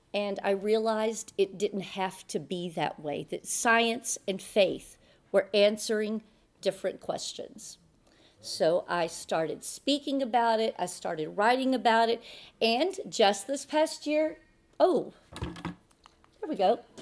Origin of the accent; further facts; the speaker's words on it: Texas, United States; Texas, my home state